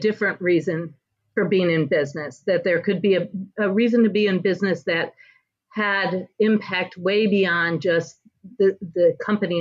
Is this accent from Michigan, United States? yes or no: yes; Michigan, United States; I'm from Michigan.